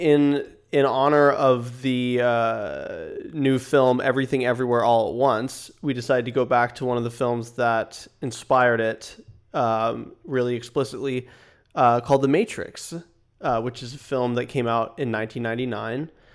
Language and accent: English; small town north of Los Angeles, California, United States; Mike and I are both from there. It's a, a small town, about an hour and a half north of Los Angeles